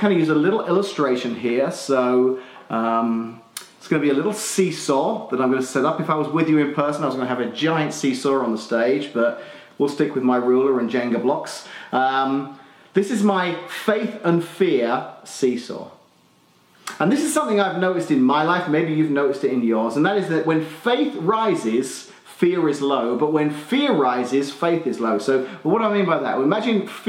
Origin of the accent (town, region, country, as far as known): Australia; accent: Australian (implied); moved away